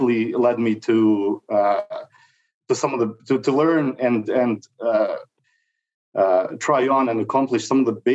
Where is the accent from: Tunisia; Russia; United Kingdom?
Russia; moved away as an adult; now in Canada; I'm 40 years old. I'm an immigrant from Russia that's been here in Canada for over 20 years